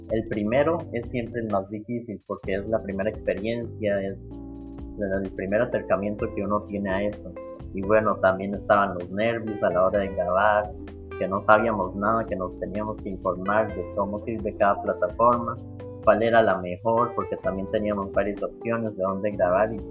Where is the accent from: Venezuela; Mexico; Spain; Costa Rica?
Costa Rica; somos ticos, somos de Costa Rica